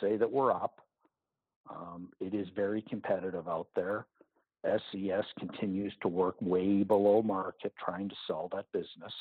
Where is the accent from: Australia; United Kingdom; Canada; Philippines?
Canada; as a Canadian